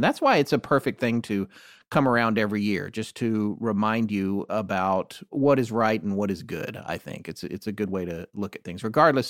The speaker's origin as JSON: {"language": "English", "region": "North Carolina", "country": "United States", "tie": "born or raised there", "said": "I grew up in North Carolina"}